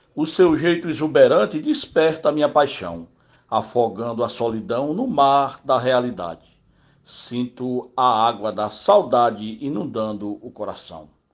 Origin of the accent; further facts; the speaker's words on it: Ceará, Brazil; moved away as an adult; now in João Pessoa, Brazil; Cresci lá no Ceará, mas após tornar-me adulto, ao turismo presto culto, vivo para lá e para cá